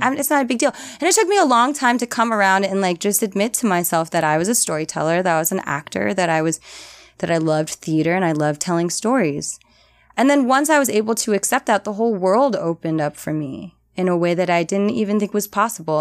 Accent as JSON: {"language": "English", "town": "New Orleans", "region": "Louisiana", "country": "United States", "also_born_or_lived": "New Haven", "moved": "as an adult"}